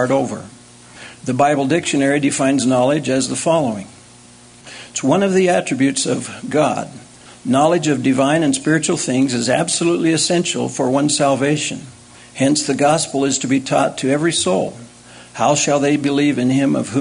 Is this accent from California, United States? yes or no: no; Provo, Utah, United States; Having been born and raised in Provo, I have always loved this campus